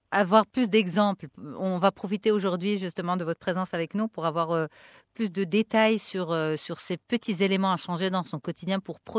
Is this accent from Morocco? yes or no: yes; Morocco; Bref, en quoi, moi, en tant que Marocaine, euh, je suis responsable de cette situation